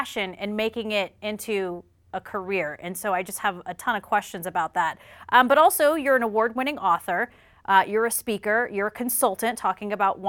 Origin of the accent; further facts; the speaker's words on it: South Carolina, United States; now in West Coast, United States; I'm from South Carolina, and I've always said I'm a Southern girl, but I've lived on the West Coast for so long